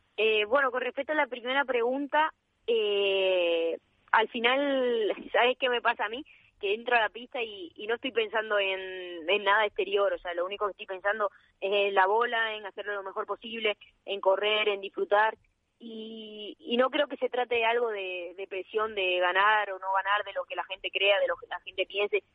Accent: Extremadura, Spain; now in Valladolid, Spain; también tengo más cerca mi tierra

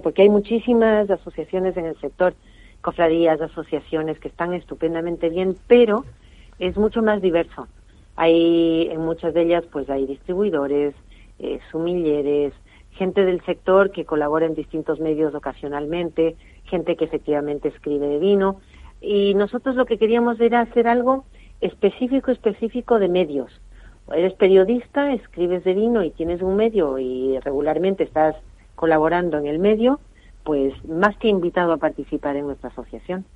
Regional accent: Spain; como buenos españoles

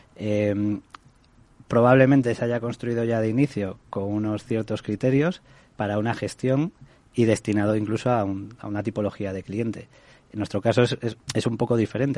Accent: Galicia, Spain; yo, soy de Galicia

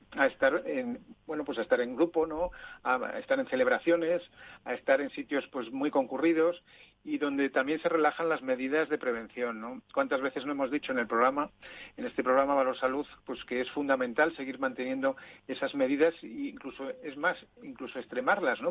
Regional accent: Zaragoza, Aragon, Spain; moved away; en mi tierra

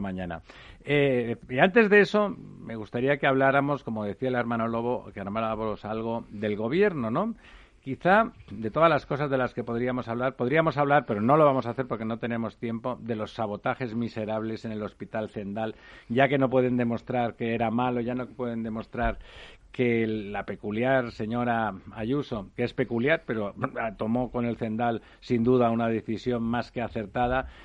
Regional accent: Barcelona, Catalonia, Spain; now in Madrid, Spain; soy de Barcelona

